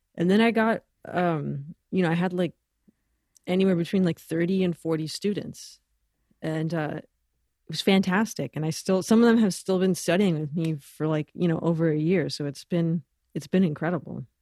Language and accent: English; Los Angeles, California, United States; moved away as an adult; also born or lived in Boston / Ecuador; growing up in Los Angeles, really lucky to, you know, get to be around a lot of great musicians